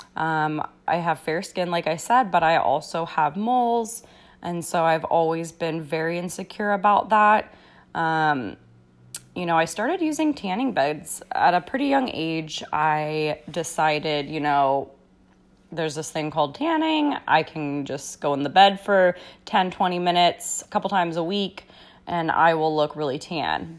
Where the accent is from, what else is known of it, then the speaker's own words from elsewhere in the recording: United States; growing up in America